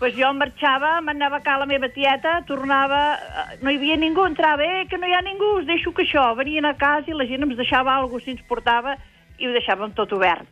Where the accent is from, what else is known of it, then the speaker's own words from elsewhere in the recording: Sant Aniol de Finestres, Catalonia, Spain; Aquí van néixer els meus avis, els meus pares, jo sóc d'aquí de tota la vida.